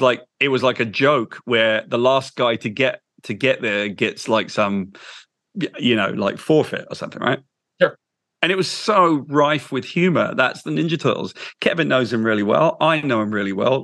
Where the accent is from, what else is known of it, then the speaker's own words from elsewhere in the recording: United Kingdom; I'm British